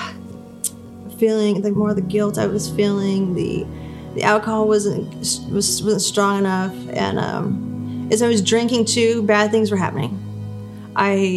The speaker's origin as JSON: {"language": "English", "town": "Albuquerque", "region": "New Mexico", "country": "United States", "also_born_or_lived": "Missouri", "moved": "as an adult", "said": "I ended up moving to Missouri because I'm from Albuquerque"}